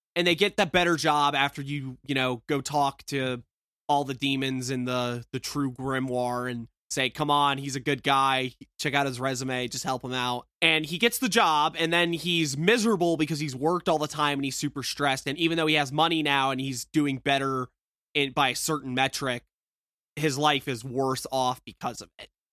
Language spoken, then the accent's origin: English; the South, United States; I'm from the South